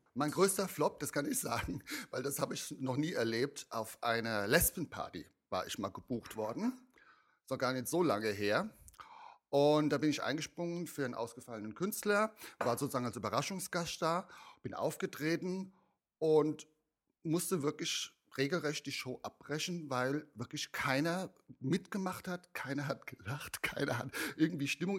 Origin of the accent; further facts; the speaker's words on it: Mainz, Rhineland-Palatinate, Germany; also ich komme ja aus Mainz, ich komme ja schon aus der Fasnachtszene sozusagen